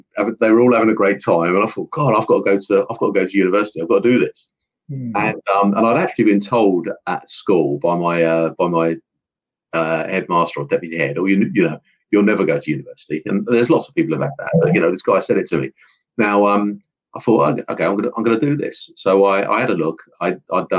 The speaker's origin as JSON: {"language": "English", "area": "Essex", "region": "East of England", "country": "United Kingdom", "tie": "born or raised there", "also_born_or_lived": "Southend-on-Sea / Colchester", "said": "I'm from Essex, so I am Essex, Essex man, and I grew up in sort of Southend and Colchester"}